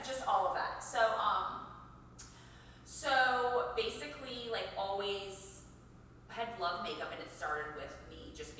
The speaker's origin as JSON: {"language": "English", "town": "Metairie", "region": "Louisiana", "country": "United States", "tie": "born or raised there", "also_born_or_lived": "Houston, Texas", "said": "eventually moved to, you know, Metairie"}